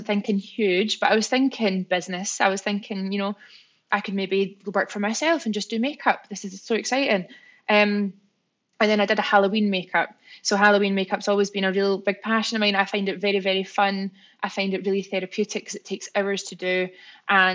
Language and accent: English; Scotland, United Kingdom; I'm Scottish